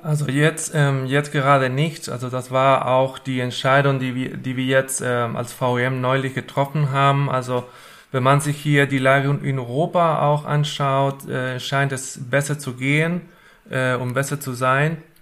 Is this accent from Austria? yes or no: no; Argentina; German is a second language; moved away as an adult; also born or lived in Hannover, Germany / Marburg, Germany; now in Wuppertal, Germany; ich bin nicht in Deutschland geboren und aufgewachsen. Ich komme ursprünglich aus Argentinien und wohne seit ähm, acht Jahren schon äh, in Deutschland.